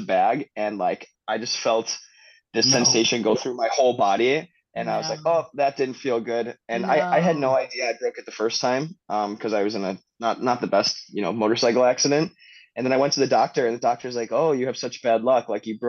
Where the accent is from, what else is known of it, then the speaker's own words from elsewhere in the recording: United States; moved away as an adult; now in Thailand; I would say I live in Thailand. Like I, you know, I'm American.